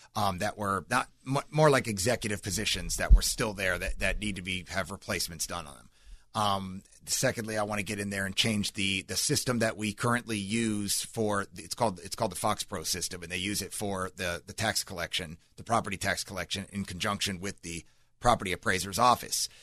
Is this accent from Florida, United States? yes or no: yes; Seminole County, Florida, United States; born or raised there; also born or lived in New Jersey / California